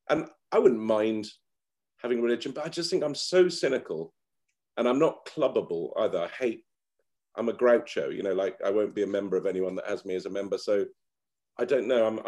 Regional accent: Lebanon; and really, my heroes when I was a kid, job wise, like growing up in Lebanon, were like foreign correspondents.

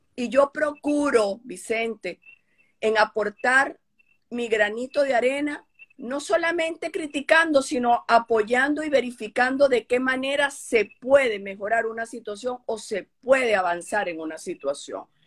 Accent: Venezuela; Como venezolana

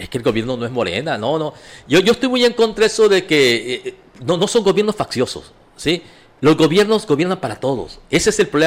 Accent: Mexico; los mexicanos pensamos como los gringos

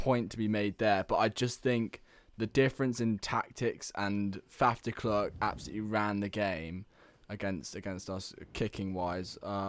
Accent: England, United Kingdom; It matters to me because I'm English.

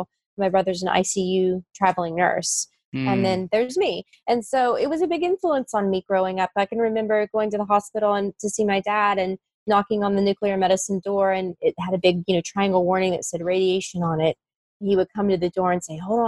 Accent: West Virginia, United States; the hospital where I grew up in West Virginia

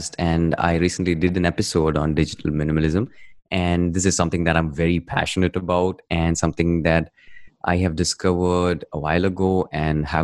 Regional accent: India; I'm from India

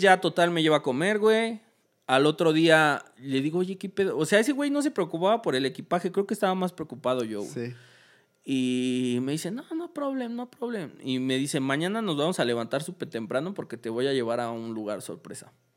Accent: Mexico; era mexicano

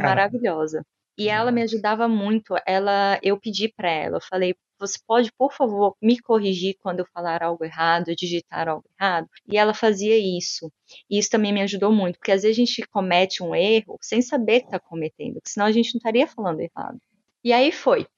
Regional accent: Brazil; first language Portuguese; moved away as an adult; also born or lived in Brasília; now in London, United Kingdom; eu não vir de um país que fala inglês, que eu não sou nativa

